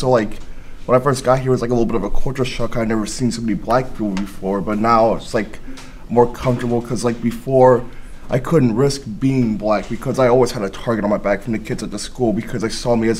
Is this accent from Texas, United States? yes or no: yes; Friendswood, Texas, United States; moved away as an adult; now in San Antonio, United States; I'm from Friendswood, Texas. For my whole life, I was like the only black kid in my class.